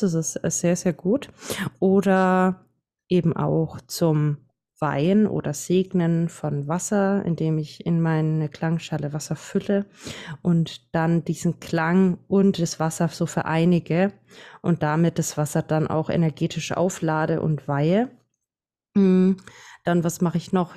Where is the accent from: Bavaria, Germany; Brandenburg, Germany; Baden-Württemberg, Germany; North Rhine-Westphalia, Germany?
Bavaria, Germany; Franconia; accent: Franconian; komme aus Bayern. Also für manche hören mein Dialekt raus. Ich bin Fränkin